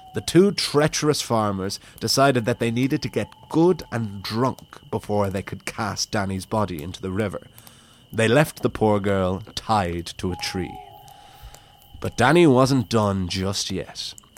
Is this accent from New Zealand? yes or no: no; Wicklow, Leinster, Ireland; I am recording this from Wicklow Town, from my hometown, from my home, my bedroom